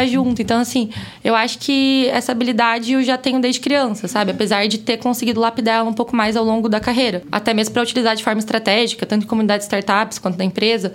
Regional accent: Londrina, Paraná, Brazil; moved away; vim de Londrina, Paraná, falo porta, porteira, porteirinha

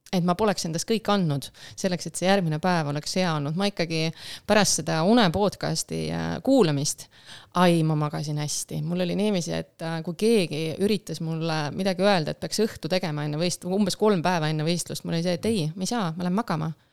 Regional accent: Rakvere, Lääne-Viru County, Estonia; ma olen pärit Lääne-Virumaalt ja ma käisin Rakvere

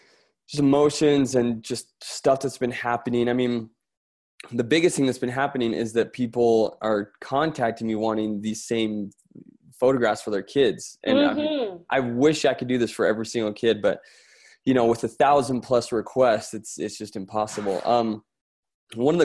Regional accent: Florence, Tuscany, Italy; moved away; I'm from Italy, by the way. So that sort of background from Florence.

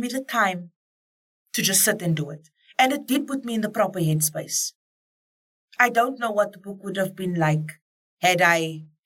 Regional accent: Cape Town, Western Cape, South Africa; as a colored woman growing up on the Cape Flats

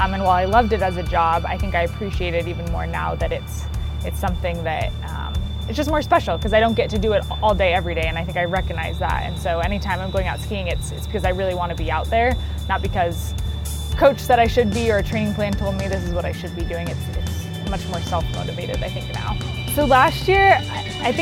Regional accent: Bozeman, Montana, United States; moved away as an adult; also born or lived in Vermont; I grew up in Bozeman, Montana

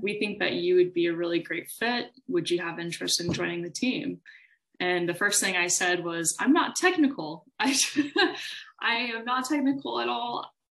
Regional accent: Austin, Texas, United States; I'm from Austin, Texas. I was uh, raised here for the most part, wasn't born here

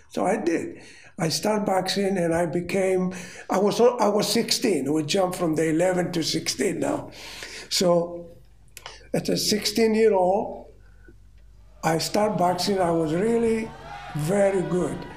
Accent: Rhodes, South Aegean, Greece; English is a second language; moved away as an adult; also born or lived in Australia; I was born in Rhodes, Greece

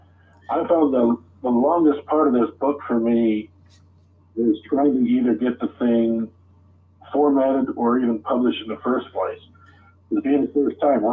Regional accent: St. Joseph, Michigan, United States; I was born in St. Joseph, Michigan. And I'm still here teaching in the high school I grew up in.

